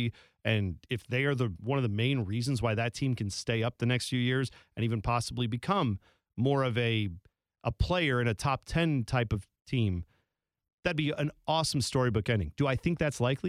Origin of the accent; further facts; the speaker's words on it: United States; we as American fans